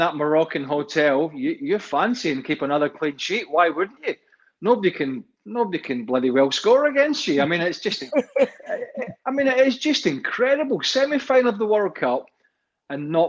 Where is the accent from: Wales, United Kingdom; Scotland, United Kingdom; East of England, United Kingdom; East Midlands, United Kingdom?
Scotland, United Kingdom; a Scotsman and a former Scottish international